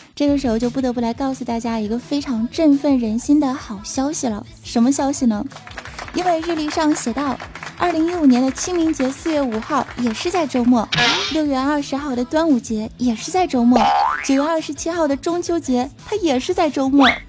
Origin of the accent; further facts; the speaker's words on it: Northeast China, China; 我身为一个东北人